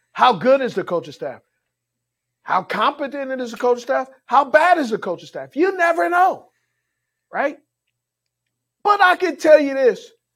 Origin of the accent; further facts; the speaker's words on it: Los Angeles, California, United States; I grew up in Los Angeles, California. I grew up in the hood